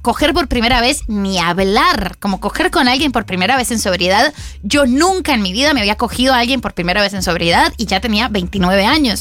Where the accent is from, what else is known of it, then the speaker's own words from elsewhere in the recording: Colombia; como buena colombiana, empecé a consumir alcohol desde que tengo 15 años